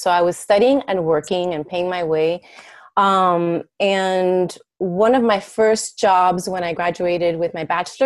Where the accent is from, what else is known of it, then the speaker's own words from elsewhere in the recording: Miami, Florida, United States; first language Spanish; English is a second language; moved away as an adult; now in Chicago, United States; I was born and raised in Miami, Florida